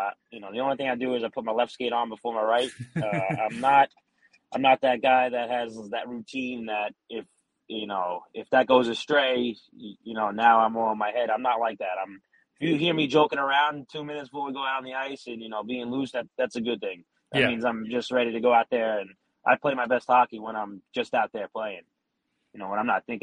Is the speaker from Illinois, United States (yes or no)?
no; New York City, New York, United States; we grew up in Staten Island